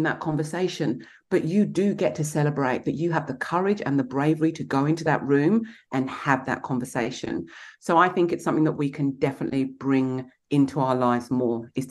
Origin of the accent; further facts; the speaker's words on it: Kent, South East England, United Kingdom; moved away; also born or lived in London; I grew up in Kent in England